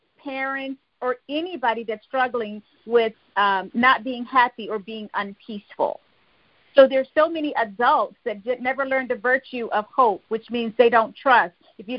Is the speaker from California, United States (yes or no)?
no; Fayetteville, North Carolina, United States; I'm originally from Fayetteville, North Carolina. That's right, I'm a U.S. Army veteran and a U.S. Army brat.